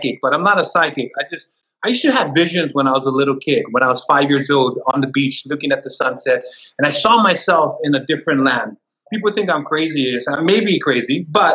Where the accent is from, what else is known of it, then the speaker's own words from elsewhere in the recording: Hawaii, United States; growing up in Hawaii